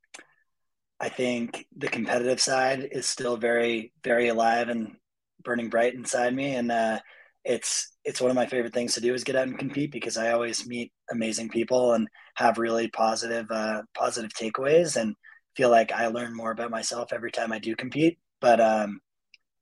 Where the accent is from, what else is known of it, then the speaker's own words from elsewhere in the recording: New Hampshire, United States; now in Carbondale, United States; New Hampshire through and through.